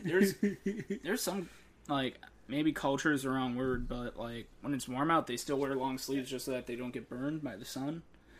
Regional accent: Chicago, Illinois, United States; I'm from Chicago, I'm kind of used to it.

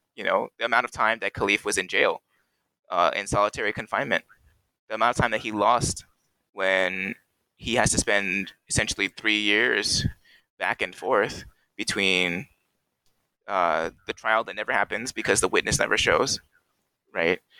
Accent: Cerritos, California, United States; in my home city, in my hometown of Cerritos

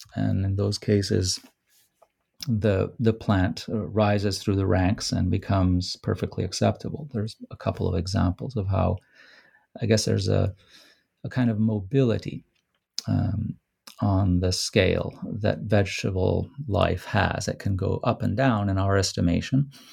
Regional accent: Rome, Lazio, Italy; moved away; Rome, which is my hometown

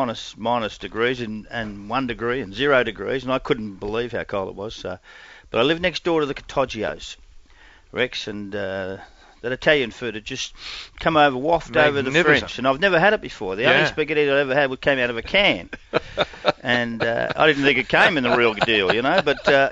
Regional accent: Perth, Western Australia, Australia; born there; No, I was born in Perth.

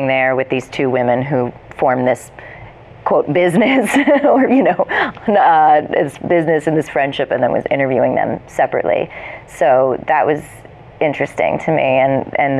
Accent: New Jersey, United States; moved away as an adult; also born or lived in New York; I grew up in New Jersey

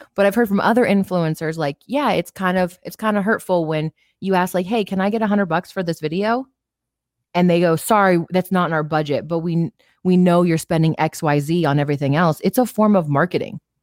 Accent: Las Vegas, Nevada, United States; I grew up in Vegas my whole life

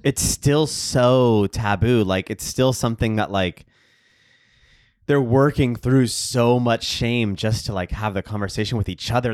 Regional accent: Texas, United States; I grew up in Texas, too

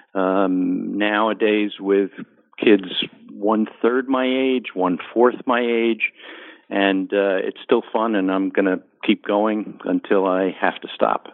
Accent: New Jersey suburbs, United States; also born or lived in Bronx, New York; growing up in the New Jersey suburbs

